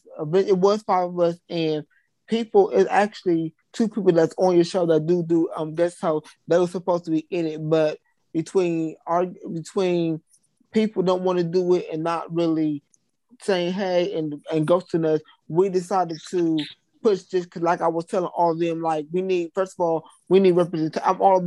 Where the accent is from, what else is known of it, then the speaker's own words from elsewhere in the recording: Columbus, Ohio, United States; I currently reside, I'm from Columbus, Ohio.